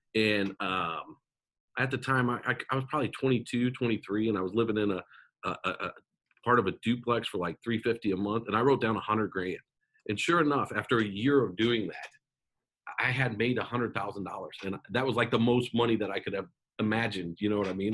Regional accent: Omaha, Nebraska, United States; I grew up in Omaha, Nebraska

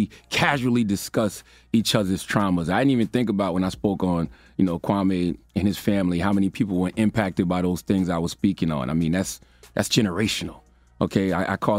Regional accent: Moncks Corner, South Carolina, United States; my hometown of Monk's Corner, South Carolina

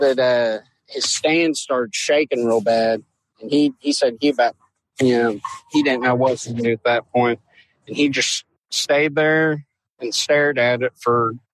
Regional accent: Louisville, Kentucky, United States; I'm from Louisville

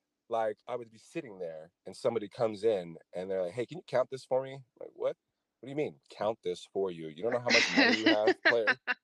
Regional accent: Los Angeles, California, United States; moved away as an adult; now in Las Vegas, United States; I'm not from Las Vegas, I'm from Los Angeles.

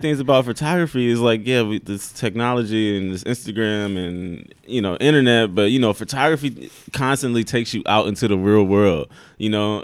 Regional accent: Omaha, Nebraska, United States; moved away as an adult; also born or lived in Iowa; I was born in Omaha

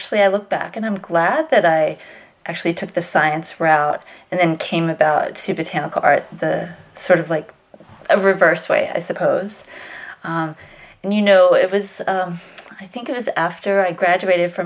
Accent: Virginia, United States; I grew up in Virginia

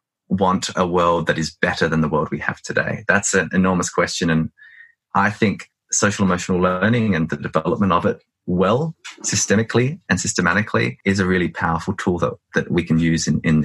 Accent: Australia; I mean, I'm an Australian, but I'm also of Greek ancestry. I'm also of Welsh ancestry. I'm also multilingual.

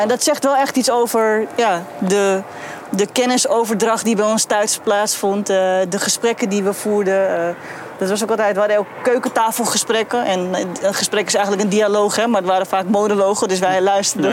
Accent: Rotterdam, South Holland, Netherlands; ik ben een geboren Rotterdammer en deels ook getogen

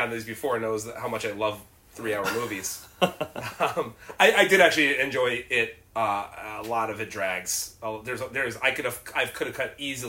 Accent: Connecticut, United States; moved away; I'm from Connecticut

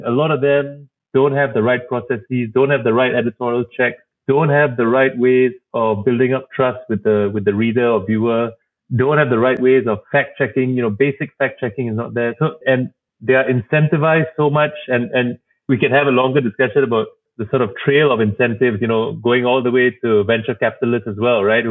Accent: Singapore; moved away as an adult; also born or lived in Berkeley, United States / Cambridge, Massachusetts, United States; growing up in Singapore

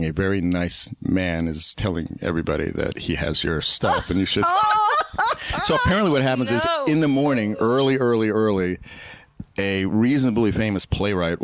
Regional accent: upstate New York, United States; moved away as an adult; also born or lived in New Jersey; now in Los Angeles, United States; New York, New Jersey, mostly up there in upstate New York

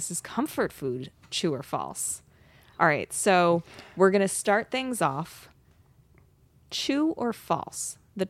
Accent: New Jersey, United States; It pains me to put this in there because I am from New Jersey, partially.

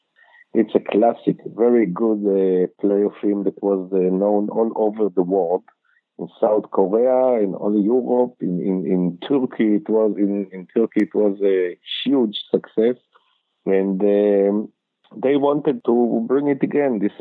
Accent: Ramat Gan, Tel Aviv District, Israel; I'm in Israel, actually, in Tel Aviv. I was born in Tel Aviv. My parents divorced when I was 1 year, and I lived then later in Ramat Gan

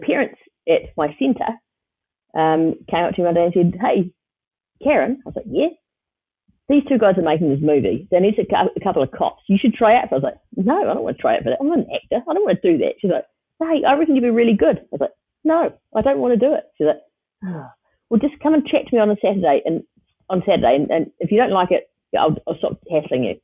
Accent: Wellington, New Zealand; I grew up in Miramar, which is right near the airport in Wellington

